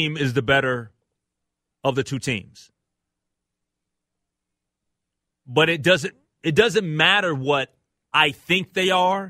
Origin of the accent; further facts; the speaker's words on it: Minnesota, United States; I'm a Minnesotan. I love all Minnesota teams.